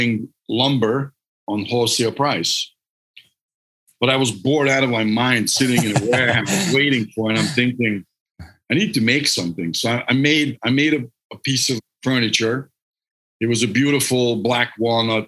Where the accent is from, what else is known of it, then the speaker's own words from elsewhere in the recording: Hungary; English is a second language; moved away as an adult; now in United States; I'm Hungarian, so I'm not from this country. I grew up in Hungary